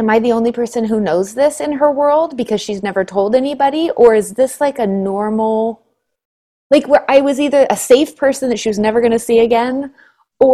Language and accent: English; Suncrest, Washington, United States; I grew up in a place called Suncrest